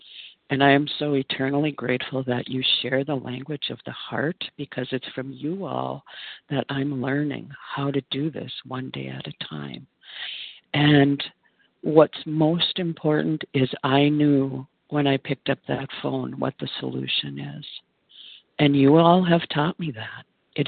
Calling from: Minnesota, United States

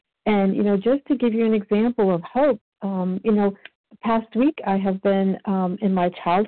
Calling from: Georgia, United States; It's … in Georgia.

